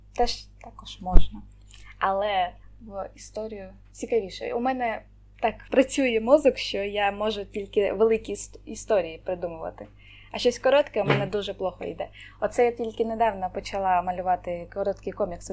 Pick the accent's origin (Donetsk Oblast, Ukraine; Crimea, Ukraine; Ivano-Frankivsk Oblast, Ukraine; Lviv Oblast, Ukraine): Crimea, Ukraine; born or raised there; also born or lived in Kherson Oblast / Simferopol